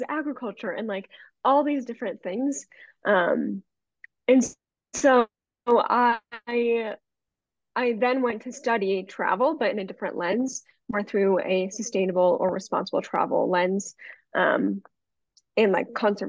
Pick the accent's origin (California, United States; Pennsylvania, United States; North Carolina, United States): Pennsylvania, United States; growing up in Pennsylvania